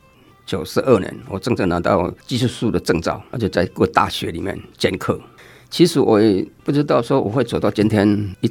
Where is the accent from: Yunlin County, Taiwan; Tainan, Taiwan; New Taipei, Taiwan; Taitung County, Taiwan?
Yunlin County, Taiwan; Lunbei; moved away; 对，民国五十七年我离开仑背乡到虎尾出来工作。